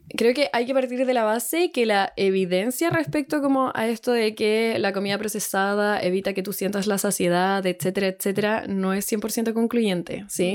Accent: Santiago, Santiago Metropolitan Region, Chile; moved away as an adult; now in Puerto Varas, Chile; soy de Santiago toda la vida, pero nos vinimos acá a Puerto Varas

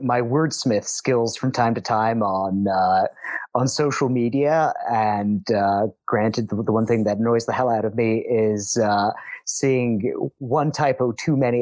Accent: Turin, Piedmont, Italy; now in Paris, France; I was born and raised in Torino, Italy.

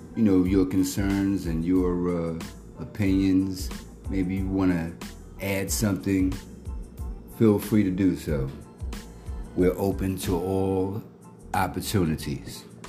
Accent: Philadelphia, Pennsylvania, United States; Philadelphia born.

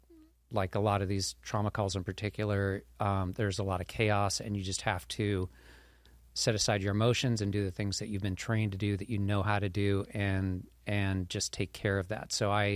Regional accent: Torrance, California, United States; I was born in Northern California, kind of moved around a lot when I was young. My dad did some government contract work, but ended up in Torrance. I went to high school in Torrance, so I sort of feel like I'm from Torrance.

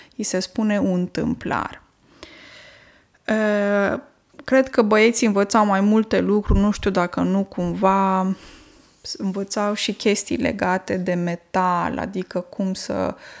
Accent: Romania; first language Romanian; moved away; m-am născut în România și limba română este limba maternă, deși pentru că locuiesc de mulți ani, uh, mulți ani în altă țară

